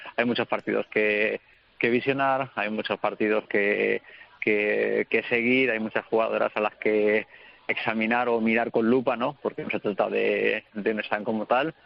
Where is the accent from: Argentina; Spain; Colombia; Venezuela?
Spain; Petrer, Valencian Community; lo hice en mi, en mi pueblo, lo hice con mi gente, con mi familia, mi mujer, mis padres